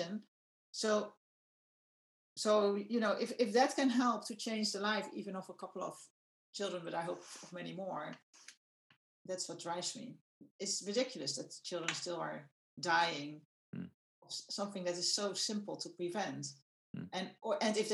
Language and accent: English; Netherlands; I'm from the Netherlands